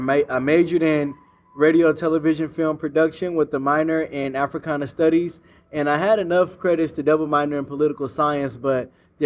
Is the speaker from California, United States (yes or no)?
yes; Richmond, California, United States; also born or lived in Pittsburg, California; So I'm most definitely a Richmond native. I was born at Brookside Hospital before they changed the name to Doctors and closed the doors. I was raised in the Iron Triangle, but when I was growing up, we called it Central.